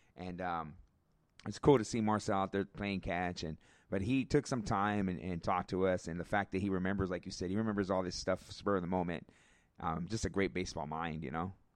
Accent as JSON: {"language": "English", "town": "Riverside", "region": "California", "country": "United States", "said": "I'm from Riverside"}